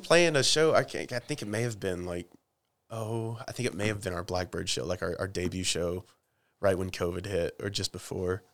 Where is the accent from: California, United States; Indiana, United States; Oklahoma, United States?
Oklahoma, United States; I'm from Oklahoma, and we, we say dude and chick